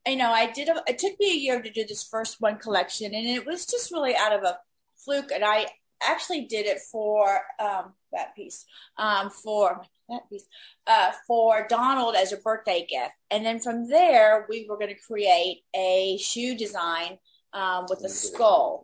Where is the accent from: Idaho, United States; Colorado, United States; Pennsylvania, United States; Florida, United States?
Florida, United States; Miami; moved away as an adult; now in Los Angeles, United States; I had a friend that I grew up with in Miami, our kids grew up together. We moved out to LA at the same time